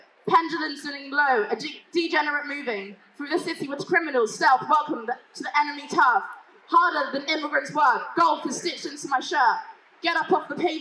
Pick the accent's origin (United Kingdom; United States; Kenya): United Kingdom; accent: British; my British accent